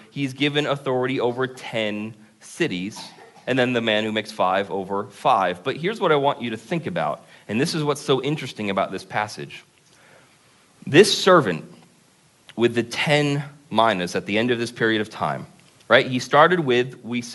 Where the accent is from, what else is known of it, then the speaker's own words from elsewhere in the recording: Vermont, United States; now in Concord, United States; we're from Vermont, so for us, it's a really big city